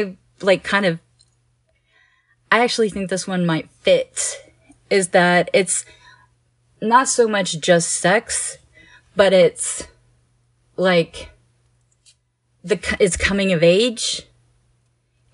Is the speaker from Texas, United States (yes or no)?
yes; Houston, Texas, United States; I grew up in Houston